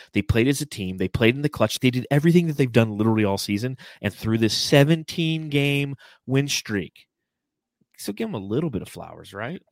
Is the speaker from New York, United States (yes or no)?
no; Southern California, United States; I grew up in Southern California